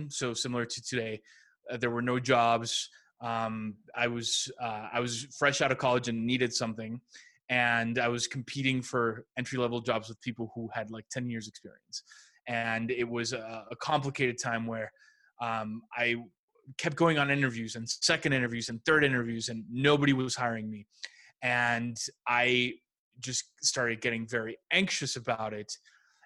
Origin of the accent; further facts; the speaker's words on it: Mexico; I grew up in Mexico